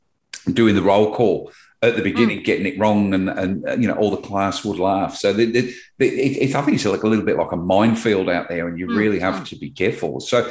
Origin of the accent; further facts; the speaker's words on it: England, United Kingdom; moved away; Growing up in England, very multicultural, as you're aware. A lot of migrants came in there. And a lot of my friends as children are Indians.